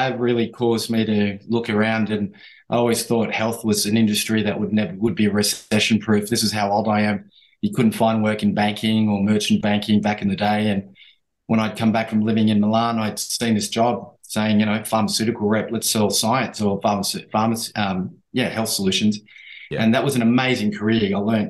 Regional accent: Papua New Guinea; born there; but I was born in New Guinea and I was born under the United Nations flag.

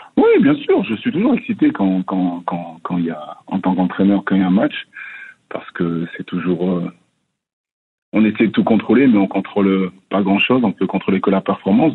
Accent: France; moved away as an adult; also born or lived in Montreal, Canada; now in Columbus, United States; je viens de la France

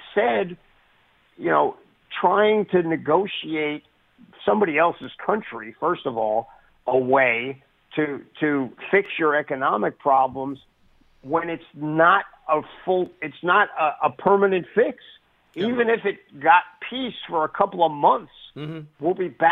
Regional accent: United States; as an American military person

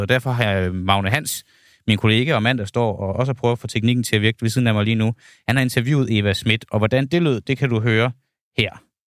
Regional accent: Denmark; jeg er altså fra Jylland

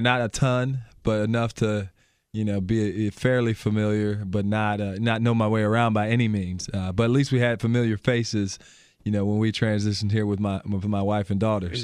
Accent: Albion, Michigan, United States; moved away as an adult; now in Milwaukee, United States; I grew up, uh, small town called Albion, Michigan.

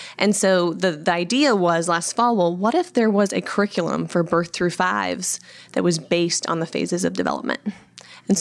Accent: Iowa, United States; I am originally from Iowa

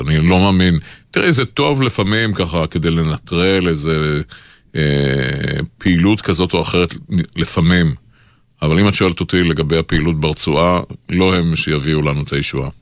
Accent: Israel; אנחנו הצברים

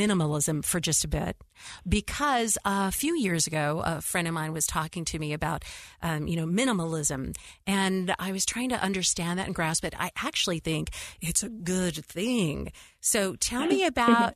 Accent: West Coast, United States; I'm from the West Coast.

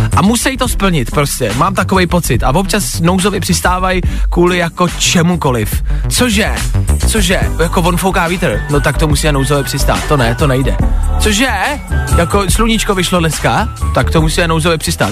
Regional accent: Czechia; jsme Češi

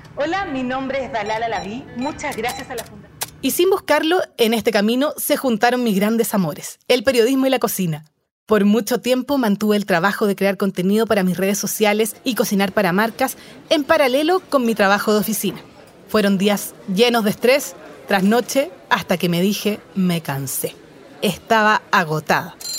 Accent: Santiago, Santiago Metropolitan Region, Chile; en esas calles angostas fue donde crecí. Yo nací en Chile

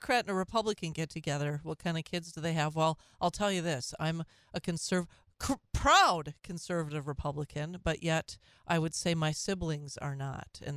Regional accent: Minneapolis, Minnesota, United States; moved away; I grew up in the Twin Cities

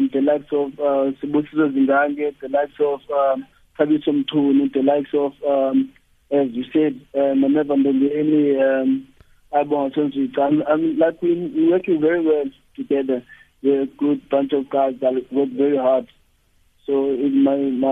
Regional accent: East London, Eastern Cape, South Africa; I grew up in East London and Tanzania

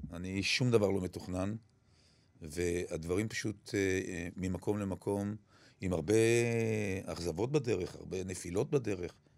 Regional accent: Kiryat Gat, Southern District, Israel; אני גדלתי בעיירת פיתוח

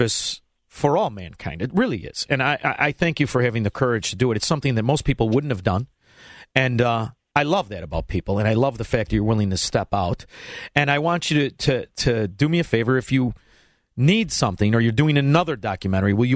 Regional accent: Chicago, Illinois, United States; a little kid growing up in Chicagoland

